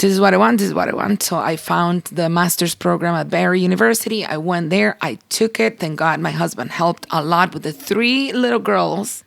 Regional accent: Cuba; moved away; We grew up in Cuba and we grew up in church

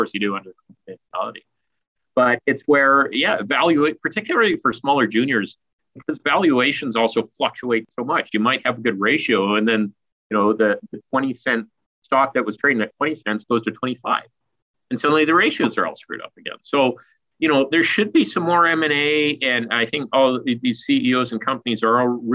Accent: Stewart, British Columbia, Canada; I grew up in the Golden Triangle in the mining town of Stewart, right next to Hydro, Alaska

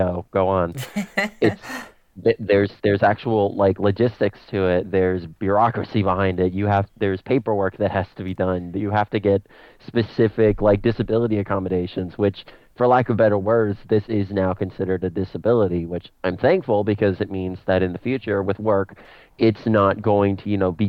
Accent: United States

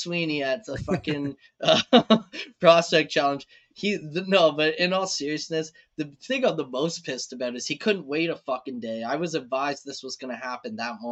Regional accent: Canada; being as a Canadian

